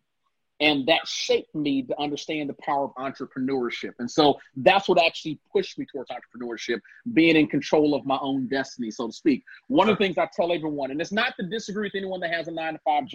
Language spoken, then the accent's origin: English; Cincinnati, Ohio, United States; also born or lived in Gary, Indiana; Purdue moved us from Gary to Cincinnati, Ohio, hired him on as a manager at GE, and our lives changed